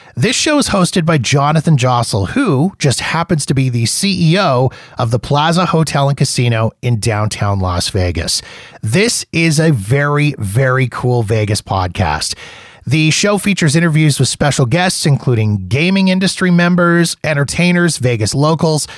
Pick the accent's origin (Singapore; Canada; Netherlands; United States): Canada; as a Canadian